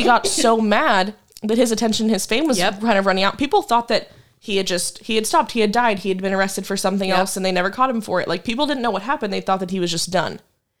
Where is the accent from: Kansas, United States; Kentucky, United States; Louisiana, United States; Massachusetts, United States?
Kansas, United States; Wichita; he's from my hometown.